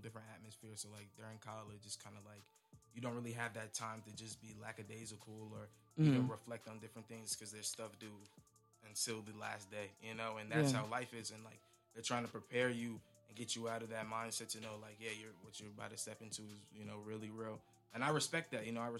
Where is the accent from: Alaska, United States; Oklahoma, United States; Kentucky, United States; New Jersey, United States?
New Jersey, United States; Northern; moved away as an adult; now in Maryland, United States; I am originally from Northern New Jersey